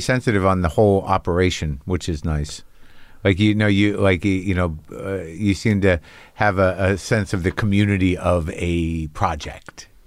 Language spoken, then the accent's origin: English; New Mexico, United States; I grew up in New Mexico